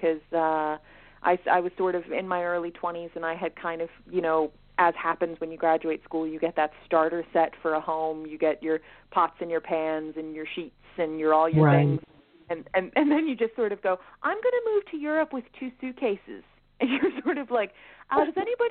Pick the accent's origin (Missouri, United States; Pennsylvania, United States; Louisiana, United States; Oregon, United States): Pennsylvania, United States; Philadelphia; moved away as an adult; now in Dublin, Ireland; I am from Philadelphia, Pennsylvania, originally. I moved to Dublin in 2018 to study for my master's